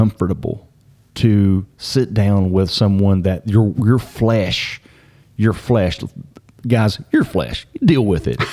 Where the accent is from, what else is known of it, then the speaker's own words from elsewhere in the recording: Hyden, Kentucky, United States; moved away; also born or lived in Berea, Kentucky; I was from Hyden originally, so had all kinds of connections there